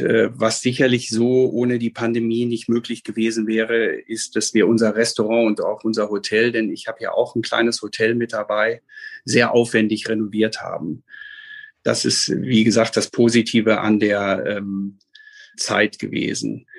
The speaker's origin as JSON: {"language": "German", "town": "Bielefeld", "region": "North Rhine-Westphalia", "country": "Germany", "tie": "born or raised there", "said": "Geboren bin ich in Bielefeld äh, bei Dr. Kramer in der Klinik und bis zu meinem Leben, 18. Lebensjahr hier gewesen"}